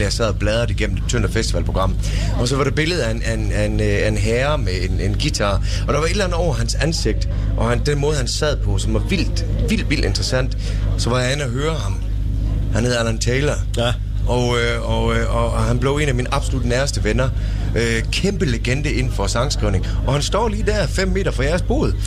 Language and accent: Danish; Tønder, Southern Denmark, Denmark; moved away; da jeg flyttede fra Tønder heraf, så var det, det var en, en kæmpe bedrift. Mm. For jeg var glad for at komme væk fra Tønder.